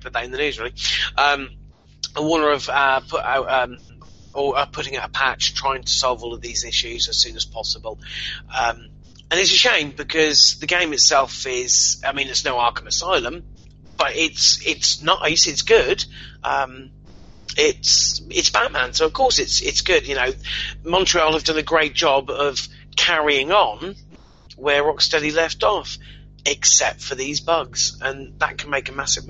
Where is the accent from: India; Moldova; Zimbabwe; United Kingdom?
United Kingdom; I'm from Britain